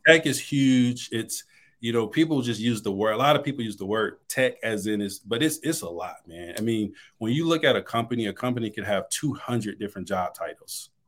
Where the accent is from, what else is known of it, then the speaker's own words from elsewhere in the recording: Detroit, Michigan, United States; moved away as an adult; now in Dallas, United States; I'm originally from Detroit, Michigan